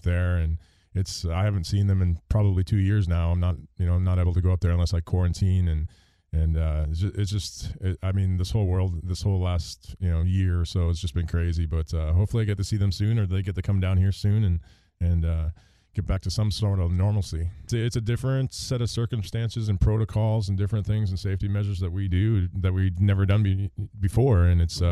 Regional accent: Canada; moved away; the sport that we grew up with in Canada

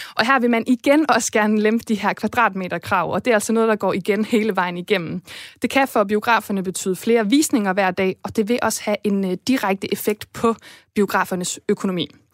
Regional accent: Esbjerg, Southern Denmark, Denmark; min hjemby Esbjerg

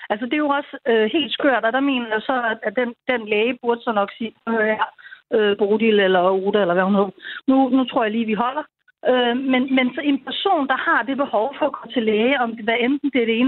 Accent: North Zealand, Capital Region of Denmark, Denmark; moved away as an adult; now in Region Zealand, Denmark; jeg er fra Nordsjælland øhm, og har haft læge der, siden jeg var, ja, blev barn. Og nu bor jeg så i Region Sjælland.

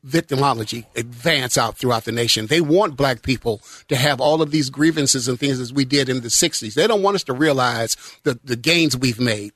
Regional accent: Chicago, Illinois, United States; also born or lived in Mississippi; I was born in Mississippi. And I've watched, and I grew up in Chicago, you know, during the 70s

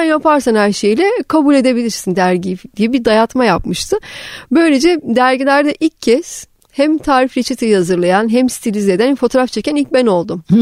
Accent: Black Sea Region, Turkey; Ama bütün çocuk yani ilkokul çağları şeyde geçmeye başladı. Karadeniz'de. Orada büyüdüm. Lisenin sona kadar Karadeniz'e geçti.

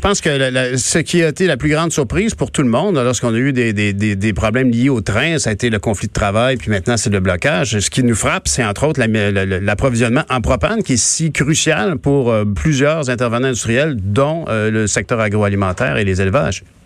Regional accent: Quebec, Canada; nous, on fait notre effort en tant que Québécois.

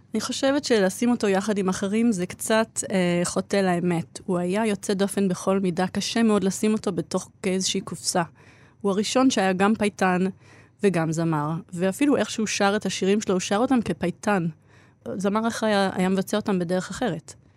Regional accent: Israel; born or raised there; also born or lived in Australia

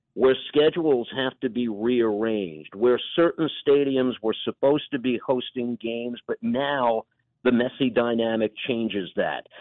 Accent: New York, United States; the metropolis that is New York, which has been my home for my entire life

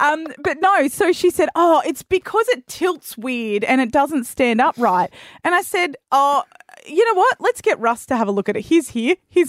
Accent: East Coast, Australia; now in Western Australia, Australia; I am originally from the East Coast.

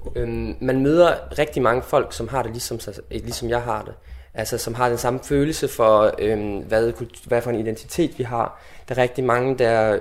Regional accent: South Jutland, Southern Denmark, Denmark; Jeg vil kalde mig sønderjy, altså sønderjyde, øh, nordslesviger på tysk

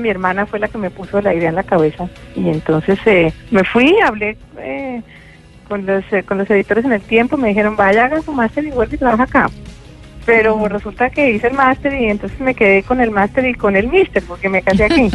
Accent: Colombia; moved away; siendo colombiana

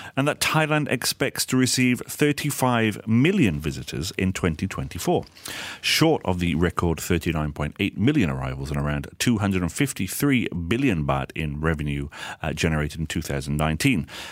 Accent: United Kingdom; now in Malaysia; there's one in my hometown, but it's a very small place

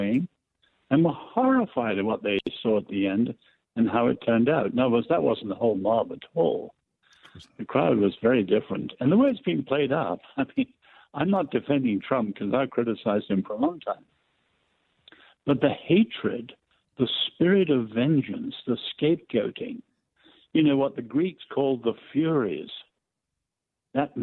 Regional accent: England, United Kingdom; I'm English.

